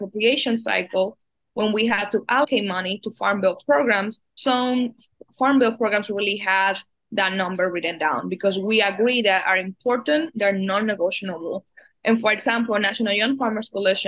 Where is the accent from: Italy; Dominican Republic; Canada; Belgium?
Dominican Republic; now in United States; I was born and raised in the Dominican Republic in a really agrarian community in the Dominican Republic